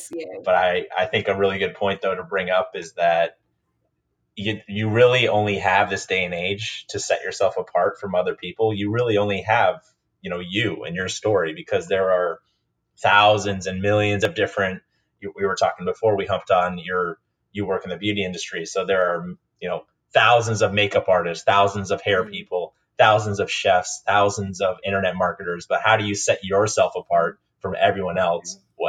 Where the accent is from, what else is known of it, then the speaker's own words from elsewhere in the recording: Maine, United States; also born or lived in Minnesota; now in San Diego, United States; I grew up in Maine and Minnesota, went to college in South Carolina, got my first job in DC, and now I live in San Diego.